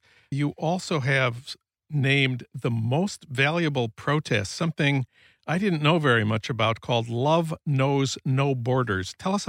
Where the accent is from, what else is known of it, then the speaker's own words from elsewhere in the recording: Saint Paul, Minnesota, United States; my hometown of St. Paul